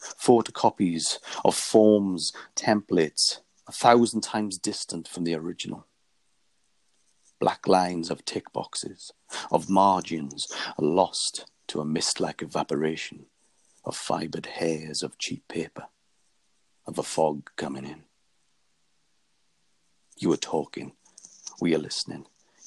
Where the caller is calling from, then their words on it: Faversham, South East England, United Kingdom; I'm calling from Faversham, Kent, in the UK.